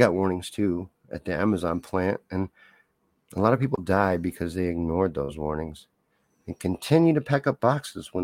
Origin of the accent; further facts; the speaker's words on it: Kentucky, United States; moved away as an adult; now in Missouri, United States; I lived in Kentucky from about age 8 to age 18